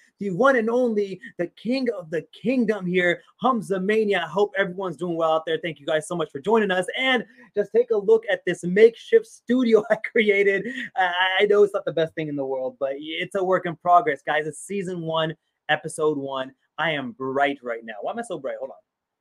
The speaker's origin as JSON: {"language": "English", "country": "United States", "tie": "born or raised there", "also_born_or_lived": "Pakistan", "said": "being a Pakistani American, growing up, born in Pakistan, growing up here in America"}